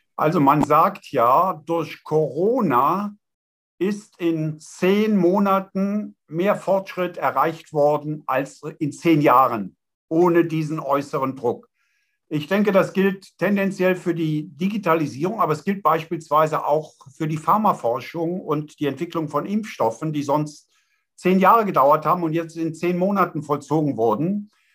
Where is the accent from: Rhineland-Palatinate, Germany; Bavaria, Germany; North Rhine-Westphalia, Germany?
Rhineland-Palatinate, Germany; Eifel; Ich komme aus der Eifel, Festung Eifel